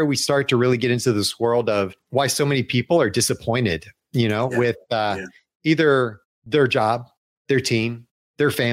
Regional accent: Atlanta, Georgia, United States; moved away as an adult; also born or lived in Chicago; I grew up in Atlanta

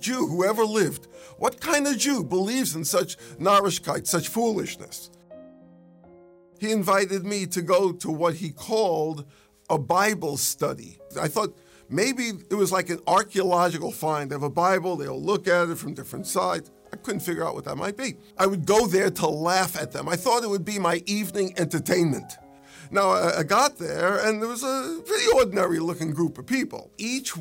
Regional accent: New York City, New York, United States; I grew up in New York City, so you'll pardon me, I'm still learning English.

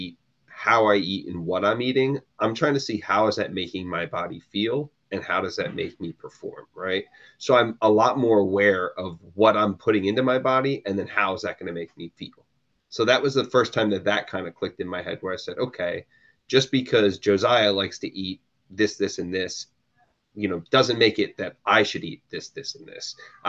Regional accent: New Jersey, United States; unless I was going to a great Jersey, I'm in from New Jersey. So unless I'm going to a great New Jersey diner, you know, breakfast is not really important to me.

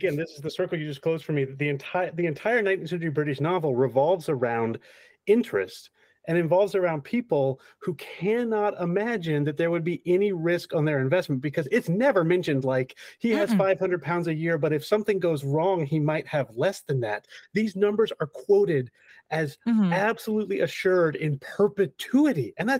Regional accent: United States; let me tell you, as an American high schooler, I had no idea what the fuck they were talking about.

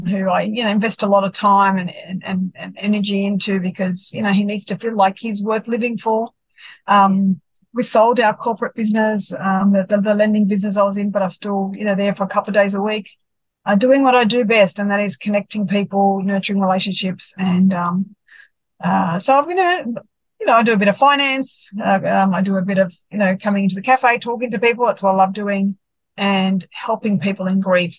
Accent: Sydney, New South Wales, Australia; born and bred in Sydney

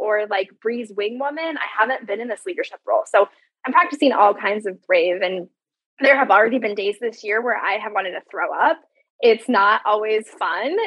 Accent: Iowa, United States; I'm from Iowa.

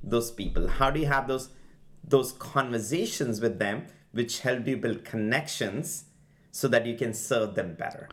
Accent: India; moved away as an adult; now in United States; I'm an immigrant from India.

